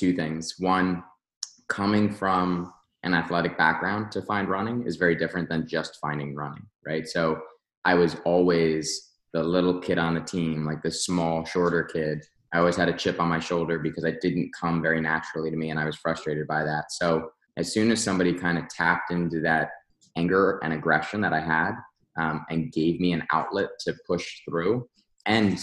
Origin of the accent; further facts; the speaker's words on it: Westfield, United States; Westfield itself, my hometown, where the gyms are located now and where I'm still based